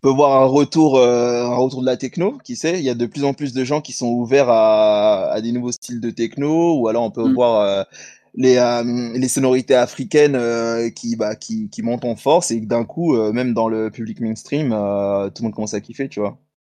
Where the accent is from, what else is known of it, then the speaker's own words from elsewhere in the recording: Paris, Île-de-France, France; ici à Paris, puisqu'on est parisien